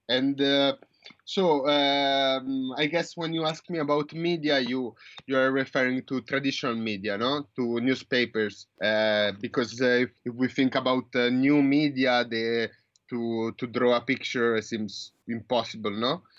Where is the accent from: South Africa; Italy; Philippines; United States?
Italy; moved away as an adult; now in New Zealand; I was born in Italy. I grew up in Italy